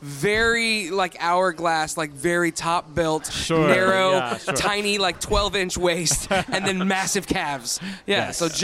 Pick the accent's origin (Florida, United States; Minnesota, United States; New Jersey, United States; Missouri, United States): Florida, United States; I grew up in Florida.